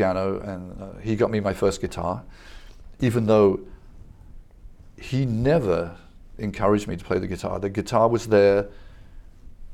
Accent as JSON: {"language": "English", "region": "England", "country": "United Kingdom", "tie": "born or raised there", "moved": "yes", "said": "I grew up in England"}